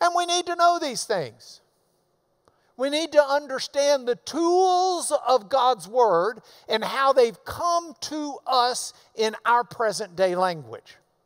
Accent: the South, United States; I'm from the South

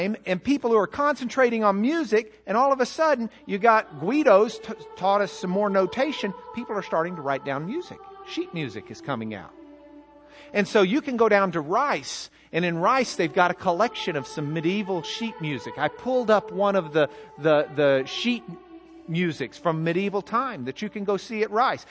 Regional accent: Lubbock, Texas, United States; I'm from Lubbock

